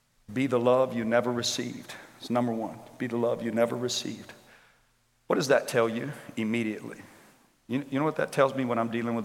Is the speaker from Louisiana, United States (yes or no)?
yes; Shreveport, Louisiana, United States; I grew up in Shreveport